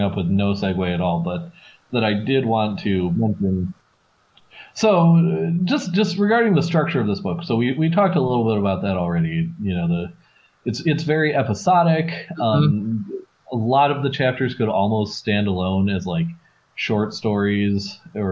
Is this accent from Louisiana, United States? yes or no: no; Wisconsin, United States; walking through the streets of my hometown, a small town in Wisconsin